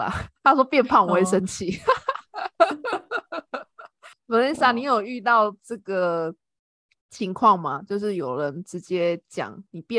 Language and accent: Chinese; Taiwan; 其实我虽然我是台湾人，但是我的那个。家人亲戚他们也蛮喜欢问我，因为我我不在台湾工作